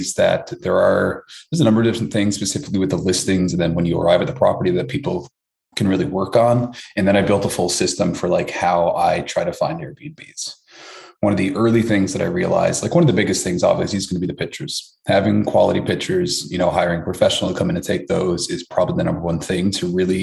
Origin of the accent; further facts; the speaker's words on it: Newfoundland and Labrador, Canada; moved away as an adult; also born or lived in Toronto; originally from Newfoundland, Canada